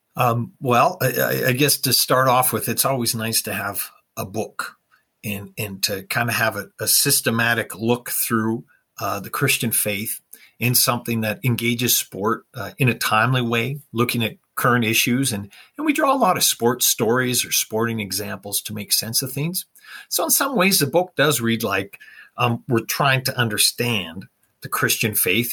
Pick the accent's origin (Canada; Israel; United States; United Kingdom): Canada; I grew up in Canada and of course we liked watching the hockey night in Canada